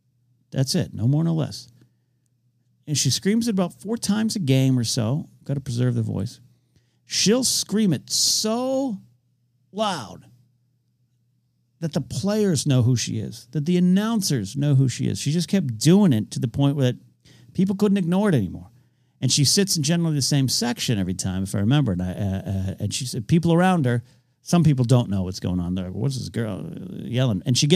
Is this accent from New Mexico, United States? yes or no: no; New Jersey, United States; I love my home state. New Jersey Devils is one of the few things that surpasses my love of the Yankees.